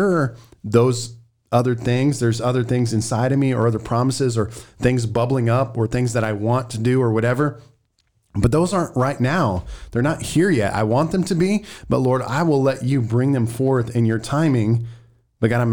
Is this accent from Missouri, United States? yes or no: yes; Missouri, United States; We're from Missouri